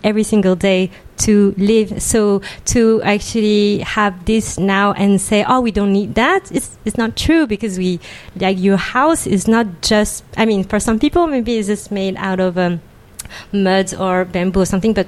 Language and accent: English; Île-de-France, France; I was born and raised in France from Asian immigrant parents